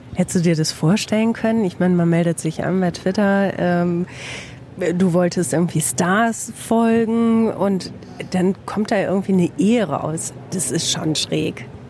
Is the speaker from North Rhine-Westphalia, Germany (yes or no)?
yes; Bielefeld, North Rhine-Westphalia, Germany